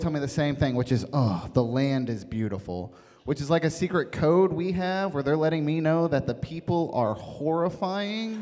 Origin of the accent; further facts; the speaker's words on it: West Virginia, United States; moved away; I come from West Virginia originally